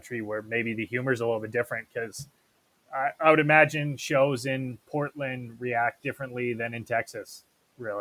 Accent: Edmonton, Alberta, Canada; we're from Edmonton.

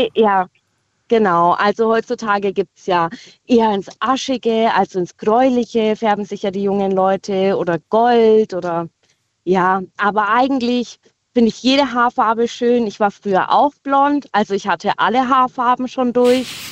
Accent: Winterlingen, Baden-Württemberg, Germany; ich komme aus Winterling

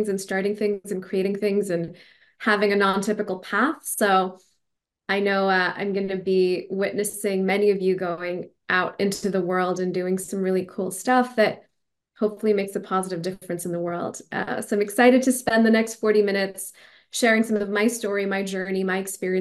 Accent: Pakistan; first language Urdu; English is a second language; moved away as an adult; also born or lived in Stanford, United States / Dubai, United Arab Emirates; my native tongue, Urdu

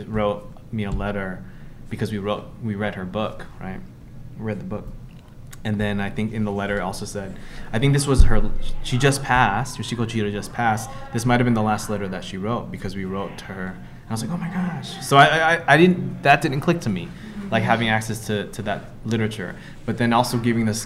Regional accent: Kauai, Hawaii, United States; growing up, my proximity and understanding around culture was heavily influenced by being Filipino in Hawaii, specifically in Kauai

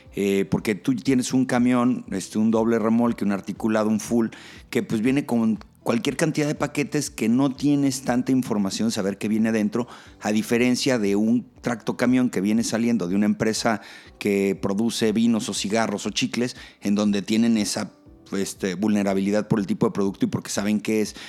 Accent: Mexico; como mexicanos

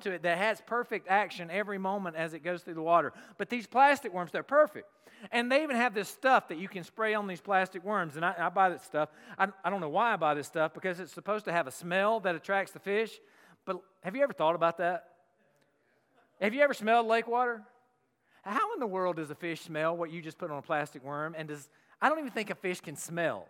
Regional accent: the South, United States; moved away; I'm from the South

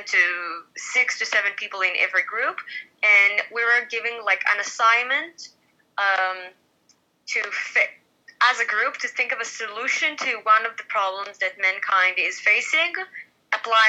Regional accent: Israel; we're actually from the Middle East. We're not European

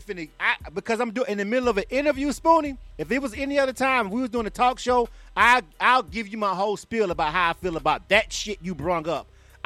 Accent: Panama City, Florida, United States; Make sure you drop that Panama City in there, because that's where we from.

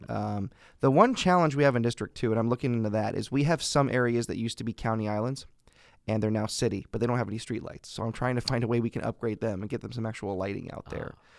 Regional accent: Fresno, California, United States; I was born and raised in Northwest Fresno

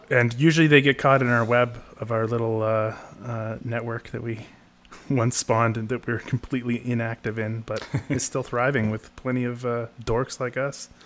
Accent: Canada; I'm from the North. I'm from Canada

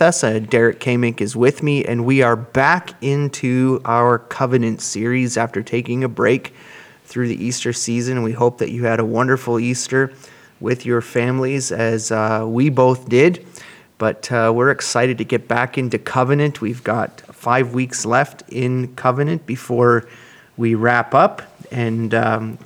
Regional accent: Cambridge, Ontario, Canada; when I was a young lad growing up in Cambridge, Ontario

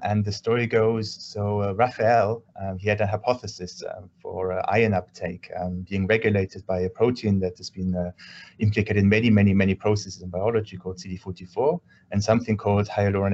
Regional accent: Germany; moved away as an adult; also born or lived in United Kingdom; now in Paris, France; I grew up in Germany and I studied in the UK and now I work in France

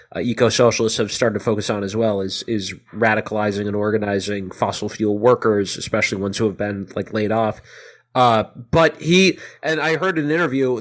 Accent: United States; as an American

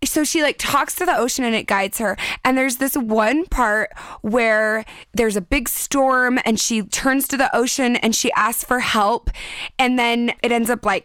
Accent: San Diego, California, United States; I'm from San Diego

